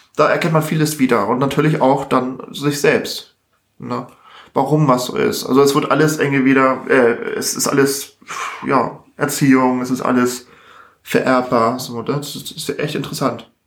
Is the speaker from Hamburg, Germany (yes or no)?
yes; Hamburg, Germany; Ich bin ja in Harburg aufgewachsen.